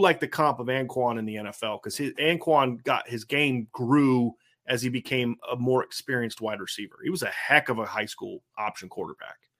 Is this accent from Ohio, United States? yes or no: yes; Lima, Ohio, United States; my family ate a lot in Lima when I was a kid in the eighties.